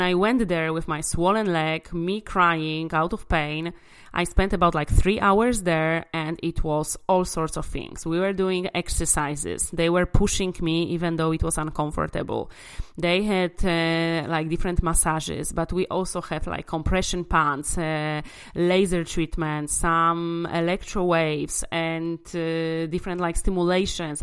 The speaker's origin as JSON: {"language": "English", "town": "Łódź", "region": "Łódź Voivodeship", "country": "Poland", "tie": "born or raised there", "said": "in my hometown uh, Łódź in in Poland"}